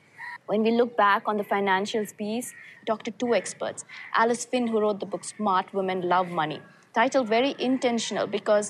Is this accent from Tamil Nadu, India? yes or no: yes; Chennai, Tamil Nadu, India; I am so excited to be back in my hometown of Chennai in India.